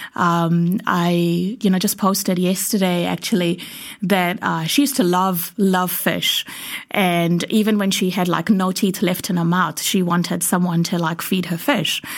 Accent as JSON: {"language": "English", "country": "India", "tie": "born or raised there", "said": "as an Indian growing up"}